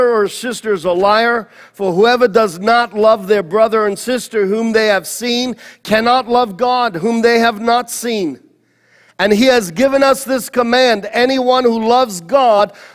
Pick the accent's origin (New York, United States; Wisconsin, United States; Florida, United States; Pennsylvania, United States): New York, United States; New York City; I was born in Queens in Flushing Meadows Hospital. I went to PS32